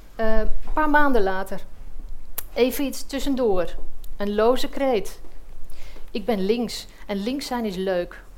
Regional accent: Egmond-Binnen, North Holland, Netherlands; also born or lived in Heiloo / Castricum; Een week voor mijn zevende verjaardag verhuisde ik naar Egmond binnen, waar ik nu nog steeds woon. Ik ging in Heilo naar de lagere school

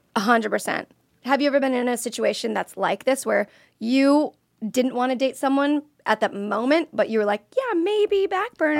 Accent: Florida, United States; I'm from Florida

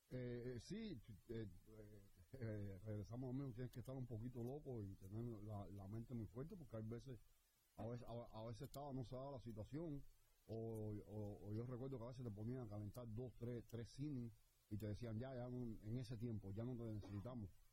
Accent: Cuba; soy cubano

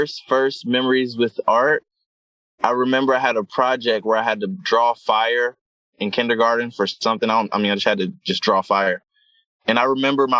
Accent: Wilmington, Delaware, United States; I grew up in Wilmington, Delaware, two-parent household

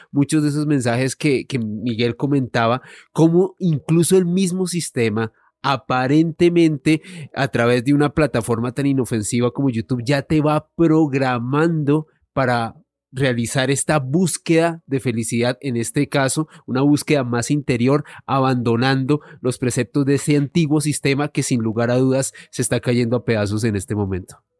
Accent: Colombia; nosotros como colombianos, viniendo de uno de los países más desiguales del mundo

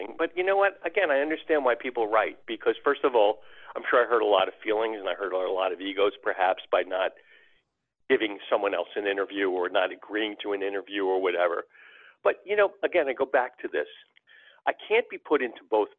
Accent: New York area, United States; My father took me to Madison Square Garden when I was a boy and growing up in New York area

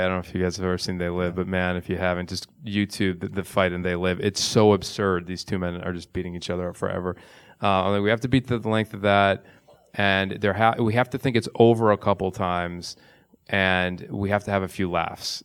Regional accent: suburbs of Chicago, Illinois, United States; Growing Up in the Suburbs of Chicago

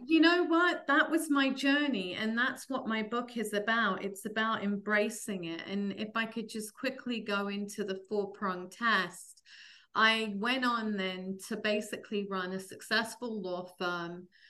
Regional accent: London, United Kingdom; moved away as an adult; now in New Jersey, United States; I grew up in London

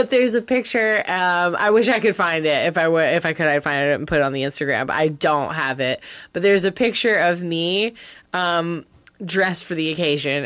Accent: Wilmington, North Carolina, United States; my hometown, right? Wilmington, North Carolina

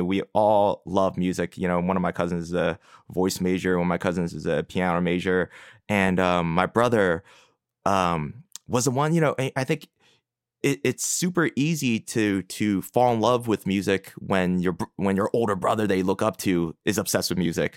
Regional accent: Philadelphia, Pennsylvania, United States; I grew up in Philadelphia proper, in Northeast Philly

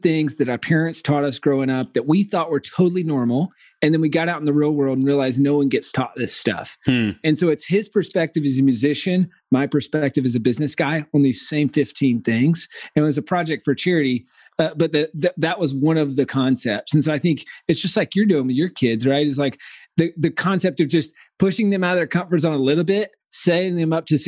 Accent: rural South Carolina, United States; I grew up in the middle of nowhere, South Carolina

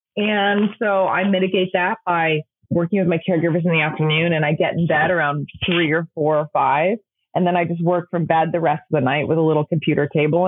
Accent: England, United Kingdom; now in United States; growing up in England

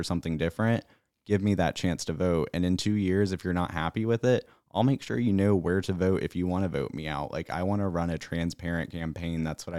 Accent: South Carolina, United States; that my hometown, yes, has, I mean, we elected Russell Fry to take out Tom Rice

